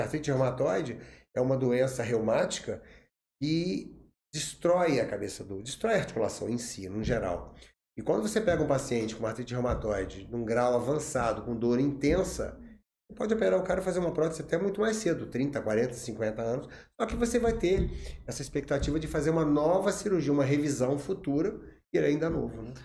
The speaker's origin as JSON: {"language": "Portuguese", "town": "Barra Mansa", "region": "Rio de Janeiro", "country": "Brazil", "said": "eu sou de Barra Mansa"}